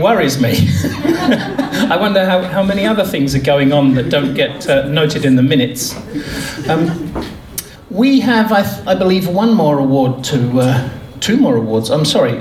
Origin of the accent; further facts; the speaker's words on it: England, United Kingdom; I'm the Englishman